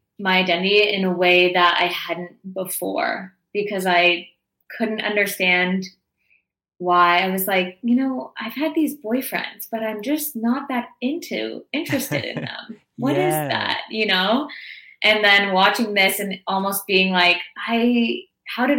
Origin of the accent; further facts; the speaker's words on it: Toronto, Ontario, Canada; moved away as an adult; I grew up in Toronto, so I left my hometown and friends and family and was in this new place